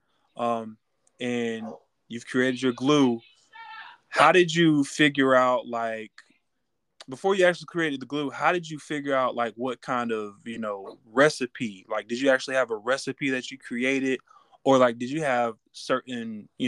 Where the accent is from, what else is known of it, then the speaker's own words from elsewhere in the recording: Raleigh, North Carolina, United States; growing up in Raleigh, North Carolina, that's where I'm from